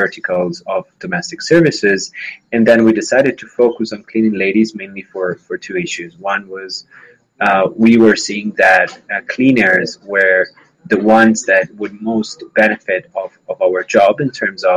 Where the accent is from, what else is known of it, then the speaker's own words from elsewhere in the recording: Italy; moved away as an adult; now in Colombia; I'm originally from Italy. Working and living in Colombia since about 5 years